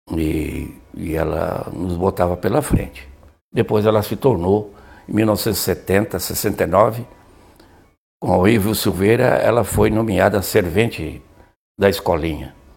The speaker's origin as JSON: {"language": "Portuguese", "town": "Imbituba", "region": "Santa Catarina", "country": "Brazil", "tie": "born or raised there", "said": "Nascemos em Bituba, que era distrito de Laguna"}